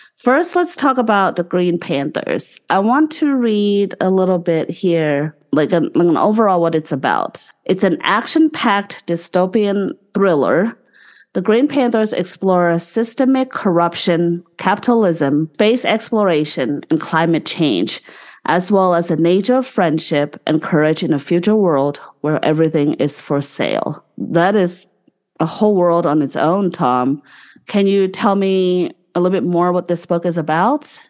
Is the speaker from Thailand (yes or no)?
yes; Bangkok, Thailand; moved away; he's in Bangkok, in which is my hometown